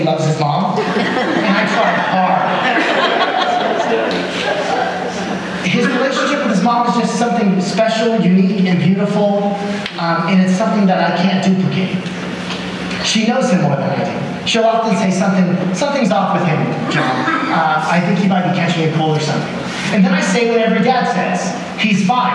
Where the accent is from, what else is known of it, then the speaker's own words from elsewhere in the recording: Le Roy, Illinois, United States; I grew up in Leroy, Illinois. Here's a picture of my hometown, population 3,600.